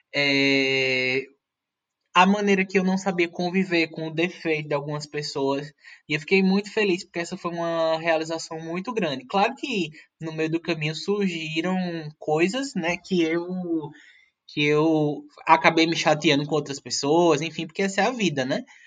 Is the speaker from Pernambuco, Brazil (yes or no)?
yes; Pernambuco, Brazil; A gente, como pernambucano, está acostumado com frevo